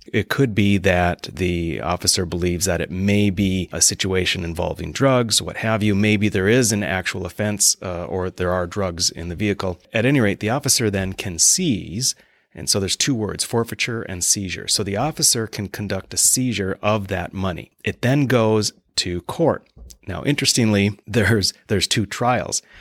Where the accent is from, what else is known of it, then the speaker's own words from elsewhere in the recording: Mandan, North Dakota, United States; moved away as an adult; now in Bismarck, United States; I'm originally from Mandan, and, um, currently living in Bismarck, have been since I came back, uh, to the state.